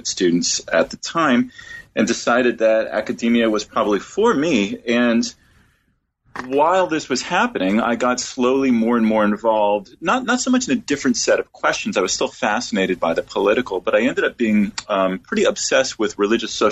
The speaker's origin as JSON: {"language": "English", "town": "Washington", "region": "District of Columbia", "country": "United States", "tie": "born or raised there", "moved": "as an adult", "said": "I was born and raised in Washington, D.C., in a religious family"}